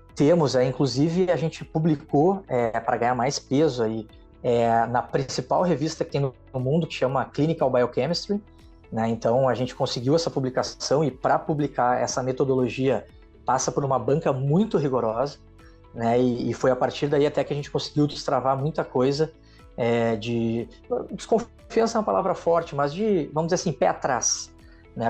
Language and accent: Portuguese; Rio Grande do Sul, Brazil; now in Rio de Janeiro, Brazil; Eu sou gaúcho